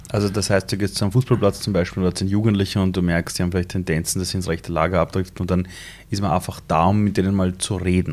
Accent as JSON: {"language": "German", "region": "Vienna", "country": "Austria", "tie": "born or raised there", "also_born_or_lived": "Iran", "said": "ich bin in Simmering aufgewachsen, in einer Siedlung"}